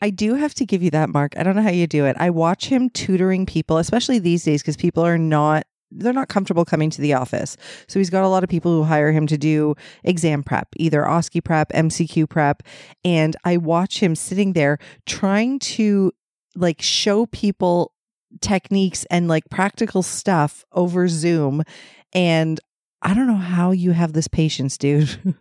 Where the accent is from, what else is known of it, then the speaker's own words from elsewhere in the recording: Ontario, Canada; somebody would find out I was from Ontario